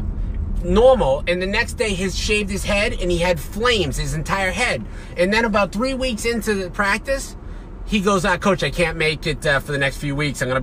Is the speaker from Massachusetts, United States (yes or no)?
yes; Boston, Massachusetts, United States; moved away; my hometown in Boston